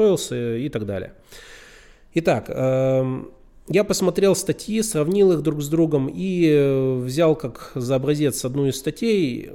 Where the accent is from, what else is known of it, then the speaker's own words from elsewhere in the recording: Yekaterinburg, Sverdlovsk Oblast, Russia; Я сам из Екатеринбурга